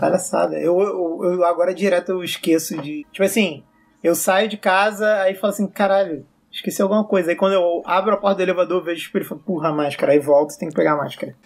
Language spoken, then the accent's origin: Portuguese; Rio de Janeiro, Brazil; also born or lived in Belo Horizonte; eu sou carioca